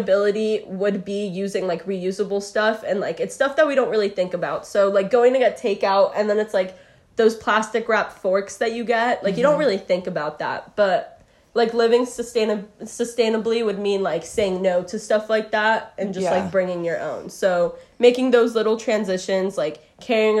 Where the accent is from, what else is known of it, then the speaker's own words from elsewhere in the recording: Portland, Oregon, United States; I grew up in Portland, Oregon, which is just very, like, green